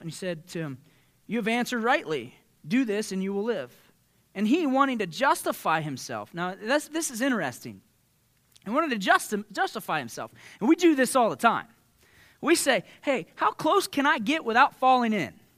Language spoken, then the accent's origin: English; Southeastern Ohio, United States; growing up in Southeastern Ohio, we're, we're, we have a culture of win the argument